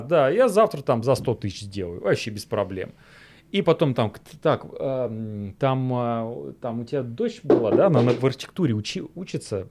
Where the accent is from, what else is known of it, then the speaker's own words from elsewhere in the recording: Volgograd, Volgograd Oblast, Russia; в Волгограде, в моем родном городе